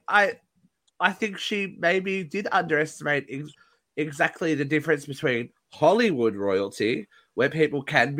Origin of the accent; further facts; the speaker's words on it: Australia; I'm from Australia